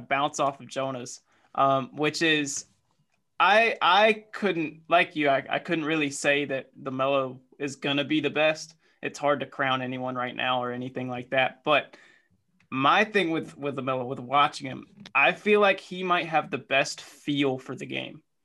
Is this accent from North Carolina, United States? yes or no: yes; North Carolina, United States; growing up in North Carolina